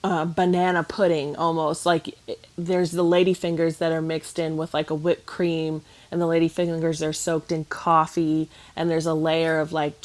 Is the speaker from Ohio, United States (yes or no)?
yes; Cleveland, Ohio, United States; I'm from Cleveland